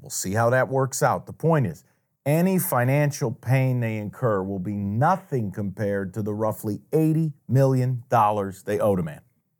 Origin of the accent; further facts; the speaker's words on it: New York, United States; Jim is from Detroit. I'm from New York.